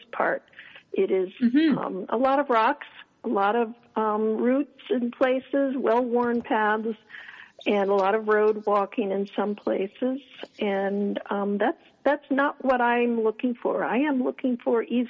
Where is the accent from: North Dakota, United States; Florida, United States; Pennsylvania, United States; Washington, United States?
Florida, United States; moved away as an adult; also born or lived in Massachusetts; now in New England, United States; I'm actually from Florida